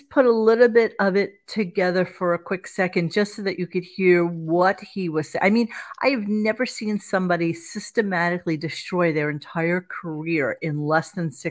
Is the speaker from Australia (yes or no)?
no; Canada; I was like, Dad, we're fucking Canadian.